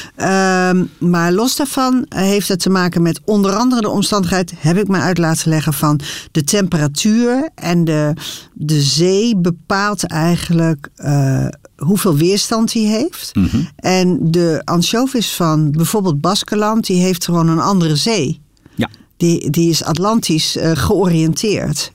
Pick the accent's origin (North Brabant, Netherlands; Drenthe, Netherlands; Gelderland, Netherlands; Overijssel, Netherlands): Gelderland, Netherlands; Harderwijk; ik kom zelf ook uit Harderwijk